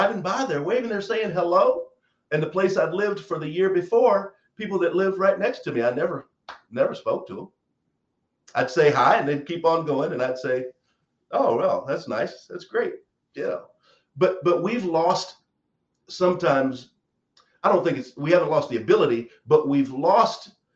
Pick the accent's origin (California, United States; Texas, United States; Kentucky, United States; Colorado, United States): Kentucky, United States; Eminence; I'm from the South. I grew up in a small town. My hometown's two stores and a water tank